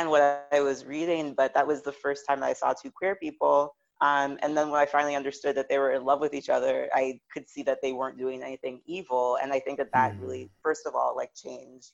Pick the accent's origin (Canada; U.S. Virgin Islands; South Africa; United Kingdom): U.S. Virgin Islands; I am originally from St. Thomas of the U.S. Virgin Islands